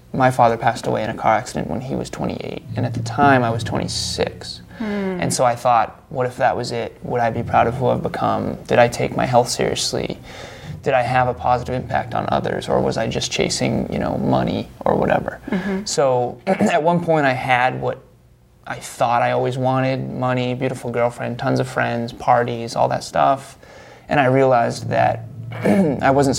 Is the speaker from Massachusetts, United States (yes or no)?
yes; Uxbridge, Massachusetts, United States; Uxbridge, Massachusetts